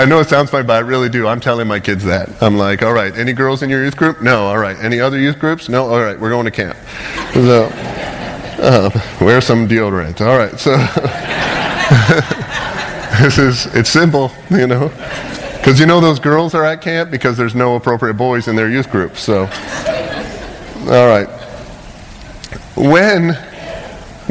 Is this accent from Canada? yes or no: yes; Canada; moved away as an adult; now in United States; I'm from Canada